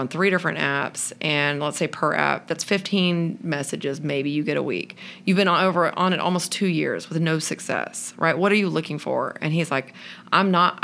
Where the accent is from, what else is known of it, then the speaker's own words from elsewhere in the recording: Texas, United States; we're from Texas. I went to Baylor